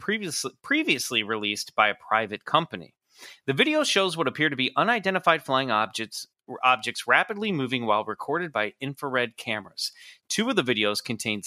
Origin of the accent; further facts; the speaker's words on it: Scotland, United Kingdom; I'm Scottish